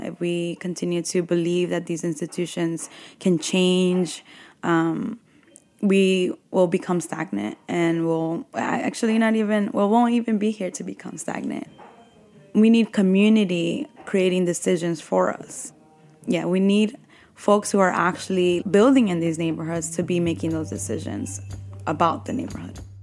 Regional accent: New York City, New York, United States; I grew up in Bushwick

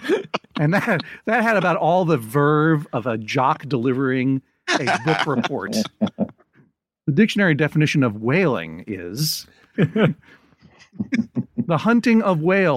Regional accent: Massachusetts, United States; I am from Massachusetts as well.

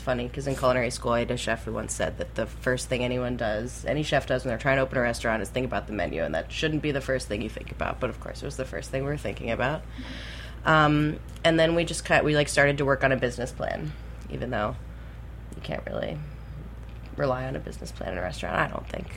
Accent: Key West, Florida, United States; I grew up in Key West

